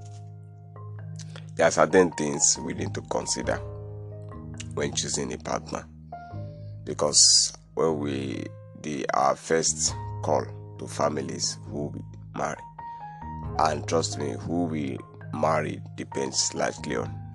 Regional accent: Nigeria; I'm from Nigeria

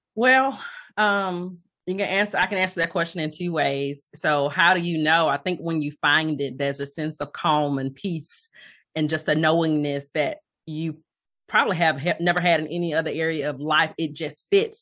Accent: Alabama, United States; moved away as an adult; also born or lived in Atlanta / Cleveland / Hoover, Alabama; I hail from Alabama, born, raised in Alabama

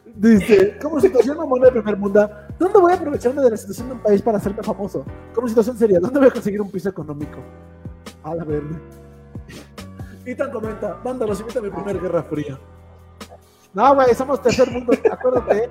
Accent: Tlaxcala, Mexico; yo soy de Tlaxcala

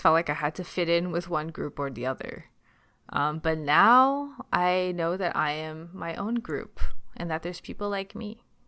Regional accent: Ontario, Canada; accent: Canadian; also born or lived in China; I grew up in Chinatown

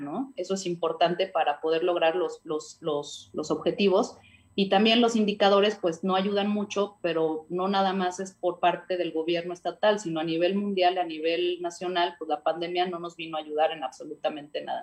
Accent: Puebla, Mexico; como ciudadana y como muchos poblanos

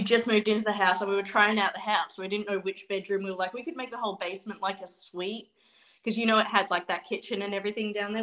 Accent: Australia; moved away; I grew up not doing Thanksgiving because I grew up in Australia

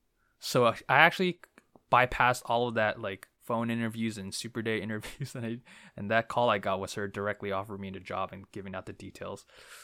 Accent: New Jersey, United States; also born or lived in Brooklyn, New York, United States; I was raised in New Jersey.

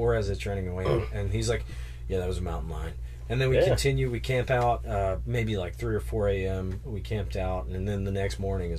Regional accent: West Virginia, United States; moved away; I grew up in the mountains of West Virginia

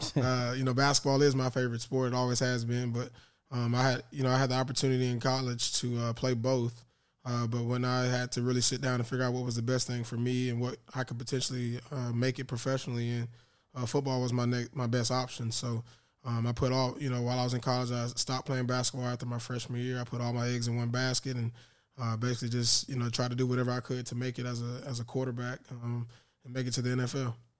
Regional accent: Tallahassee, Florida, United States; in Tallahassee, my hometown

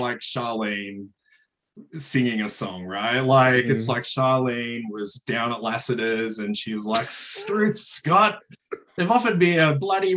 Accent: Australia; growing up in Australia

